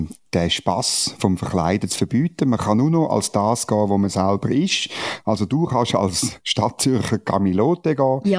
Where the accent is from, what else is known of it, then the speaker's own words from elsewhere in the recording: Central Switzerland, Switzerland; now in Bern, Switzerland; Ähm, ich komme ursprünglich aus der Innerschweiz.